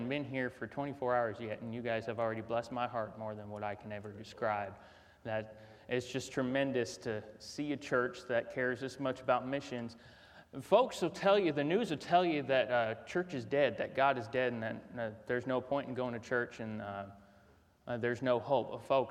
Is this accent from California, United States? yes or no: no; North Carolina, United States; moved away; I'm from North Carolina originally